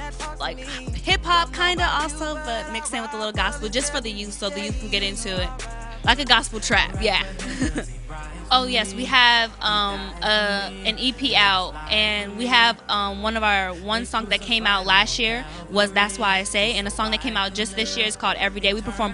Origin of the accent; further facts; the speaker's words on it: Detroit, Michigan, United States; now in Georgia, United States; we are originally from Detroit, Michigan, but we came down to Georgia